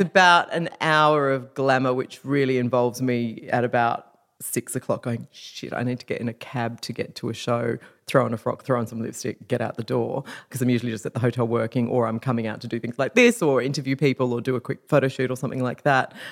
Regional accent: Perth, Western Australia, Australia; moved away as an adult; also born or lived in London; now in Sydney, Australia; when I moved to Sydney, because I'm from Perth, after living in London for five years

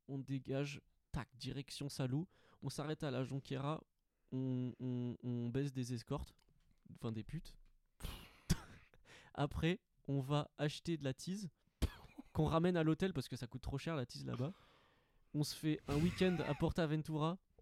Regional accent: Montpellier, Occitania, France; je suis de Montpellier

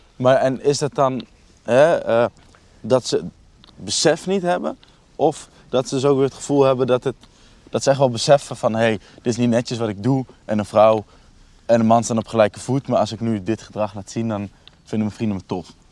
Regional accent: Nijmegen, Gelderland, Netherlands; Ook geboren en getogen in Nijmegen

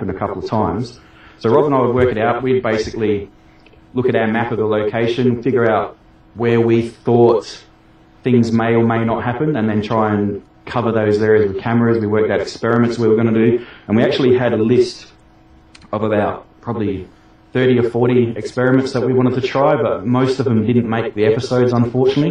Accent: Australia; my home state

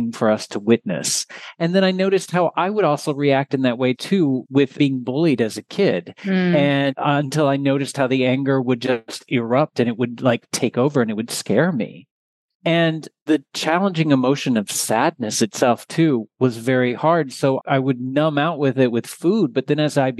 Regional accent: Texas, United States; I am originally from Texas

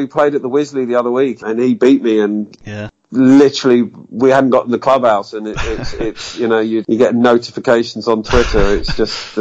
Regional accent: United Kingdom; being British

